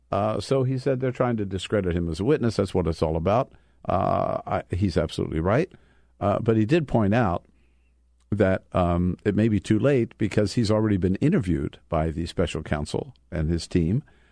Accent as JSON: {"language": "English", "region": "Delaware", "country": "United States", "tie": "born or raised there", "also_born_or_lived": "California / Los Angeles", "moved": "yes", "lives_now": "Washington, D.C., United States", "said": "growing up in Delaware, studying for the priesthood for a while, making my way to California"}